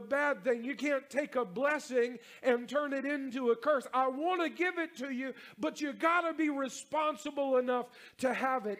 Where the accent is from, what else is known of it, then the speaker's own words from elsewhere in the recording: North Carolina, United States; now in Louisiana, United States; I'm from North Carolina, I live in Louisiana